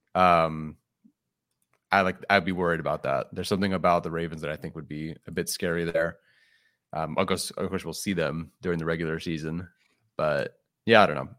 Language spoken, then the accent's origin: English; Exton, Pennsylvania, United States; your family's born on the East Coast and born and raised in Exton, Pennsylvania